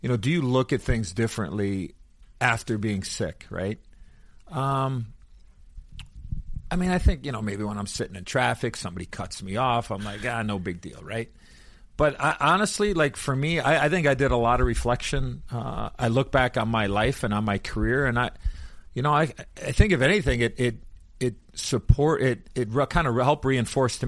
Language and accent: English; Chicago, Illinois, United States; as a kid growing up in Chicago